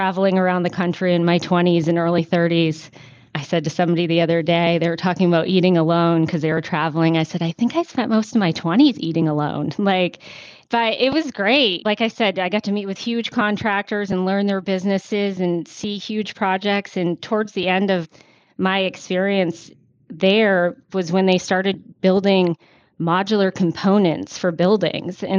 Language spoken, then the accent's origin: English; Maine, United States; moved away as an adult; also born or lived in Florida; now in Atlanta, United States; I grew up in Maine, a little far away from Atlanta, where home is now.